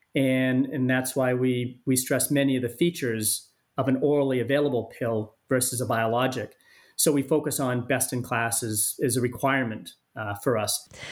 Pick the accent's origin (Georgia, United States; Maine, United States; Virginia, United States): Maine, United States; moved away; also born or lived in San Diego; my home state of Maine